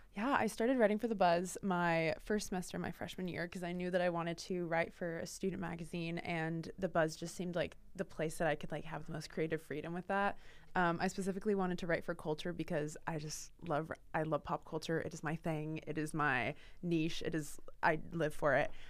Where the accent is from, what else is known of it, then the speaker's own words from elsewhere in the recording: Portland, Oregon, United States; moved away as an adult; now in Boston, United States; I'm from Portland, Oregon, so the complete opposite side of the country, and when I moved here for school